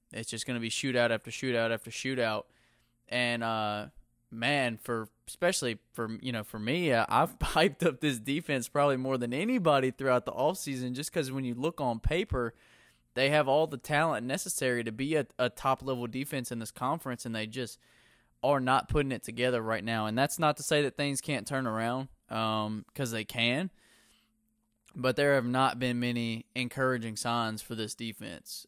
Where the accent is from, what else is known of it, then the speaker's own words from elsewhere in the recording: Mississippi, United States; I'm from Mississippi, too